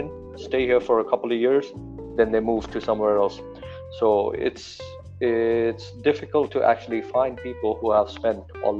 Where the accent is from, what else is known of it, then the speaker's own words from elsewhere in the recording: Dubai, United Arab Emirates; I'm here in Dubai. I'm from Dubai.